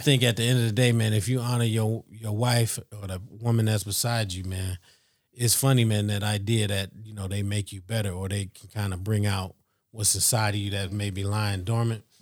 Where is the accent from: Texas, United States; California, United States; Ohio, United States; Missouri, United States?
Ohio, United States; Youngstown; now in Columbus, United States; we grew up in Youngstown